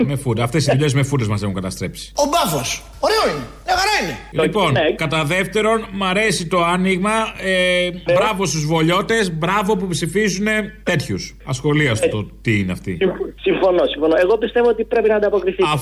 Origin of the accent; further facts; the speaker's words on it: Patras, Western Greece, Greece; είμαστε πατρινοί